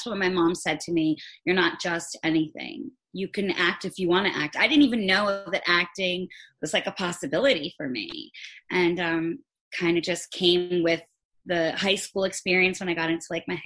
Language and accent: English; Long Island, New York, United States; moved away as an adult; also born or lived in Great Neck; now in Los Angeles, United States; I'm originally from Long Island. I miss it